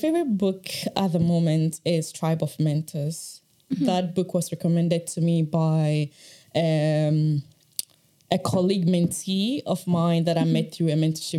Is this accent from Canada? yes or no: no; Ghana; I am originally from Ghana. My interest in sleep really started during my bachelor's in Ghana, when I was studying psychology.